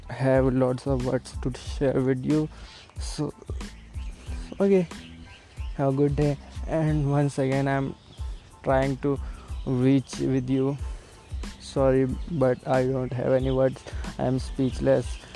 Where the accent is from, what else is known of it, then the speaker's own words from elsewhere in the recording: Delhi, India; English is a second language; moved away as an adult; now in Hyderabad, India; I'm from Delhi. Actually I used to live there. I am currently studying in Hyderabad and uh, my English is not so good